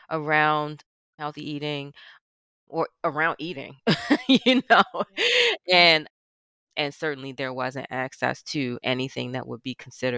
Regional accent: Baltimore, Maryland, United States; Born and raised in Baltimore in the housing projects

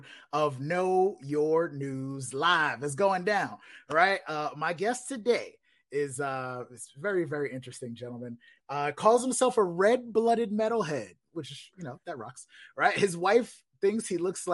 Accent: New York City, New York, United States; I'm from the Bronx, man. I'm from the Bronx

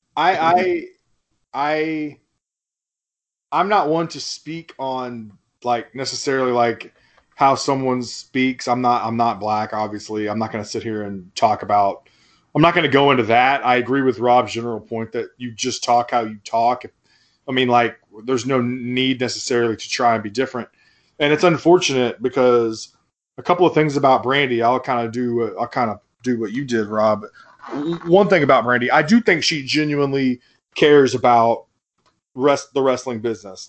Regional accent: Fort Smith, Arkansas, United States; also born or lived in Memphis, Tennessee; we went to high school together, and we're both white dudes from Fort Smith, Arkansas

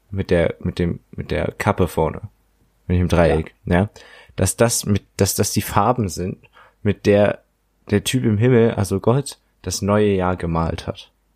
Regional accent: Germany; das definiert uns als Deutsche ja auch

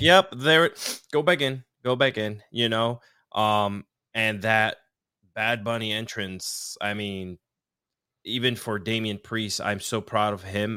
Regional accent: Mayagüez, Puerto Rico; I was born in Centro Medico, Mayagüez, Puerto Rico, which is southwest, I, part of the island, which is about three and a half hours from San Juan. Um, I grew up on the beach

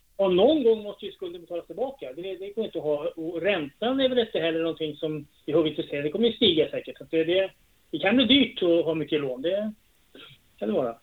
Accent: Trosa, Södermanland, Sweden; jag är från Västjo, men det är Trosa kommun. Men ja, jag är bott här, i, född i det här huset jag bor

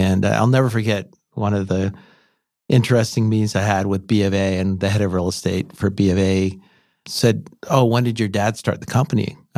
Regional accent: North Vancouver, British Columbia, Canada; also born or lived in San Diego; I grew up in North Vancouver, went to Carson Graham High

